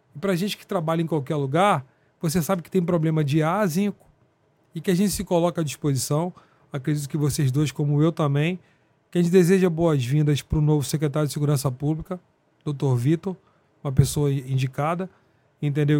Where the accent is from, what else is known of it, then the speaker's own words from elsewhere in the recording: interior of Rio de Janeiro state, Brazil; eu sou do interior do Rio também